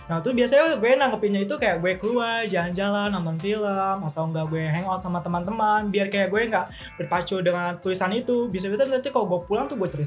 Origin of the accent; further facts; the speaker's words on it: Jakarta, Indonesia; ya karena gue lahir di Jakarta juga jadi kayak gue udah lama gue tumbuh di Jakarta